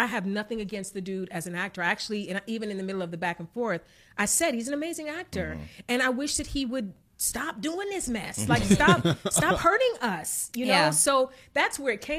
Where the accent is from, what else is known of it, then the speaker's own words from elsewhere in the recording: East Cleveland, Ohio, United States; I'm from East Cleveland